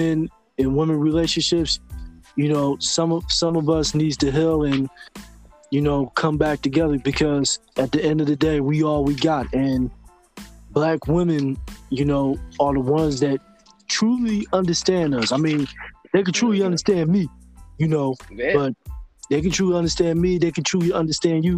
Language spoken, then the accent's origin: English; Philadelphia, Pennsylvania, United States; I was born and raised in Philly